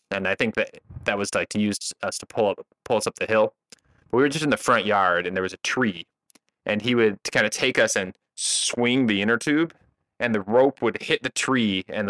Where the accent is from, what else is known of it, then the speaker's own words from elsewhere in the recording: Detroit, Michigan, United States; So we grew up in Hockey Town.